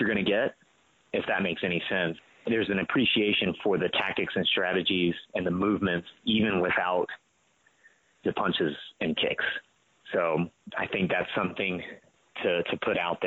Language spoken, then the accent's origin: English; United States; As Americans